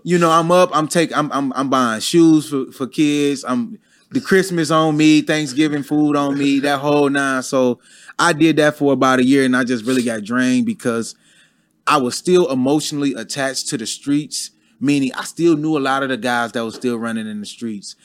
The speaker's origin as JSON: {"language": "English", "town": "Detroit", "region": "Michigan", "country": "United States", "tie": "born or raised there", "moved": "as an adult", "lives_now": "Atlanta, United States", "said": "I never been to Atlanta before. I'm from Detroit."}